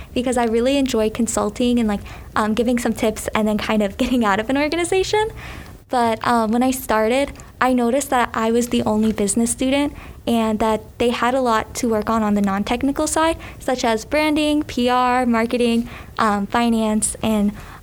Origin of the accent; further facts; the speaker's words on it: Delray Beach, Florida, United States; I'm from South Florida. We're Delray Beach